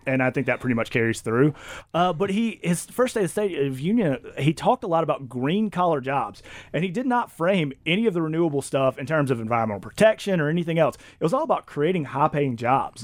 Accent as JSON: {"language": "English", "region": "Mississippi", "country": "United States", "said": "I come from Mississippi"}